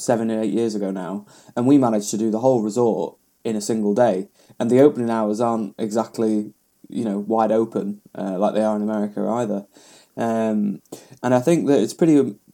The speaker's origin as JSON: {"language": "English", "country": "United Kingdom", "said": "We are British"}